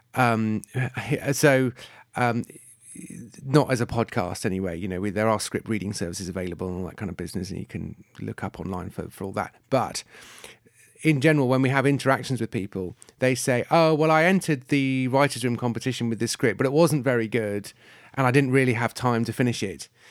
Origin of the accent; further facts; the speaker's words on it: United Kingdom; I'm British